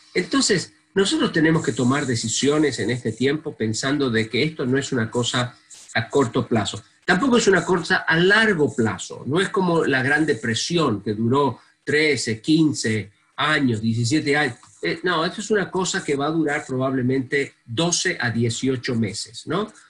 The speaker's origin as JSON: {"language": "Spanish", "country": "Argentina", "moved": "yes", "said": "viniendo de un país como la Argentina"}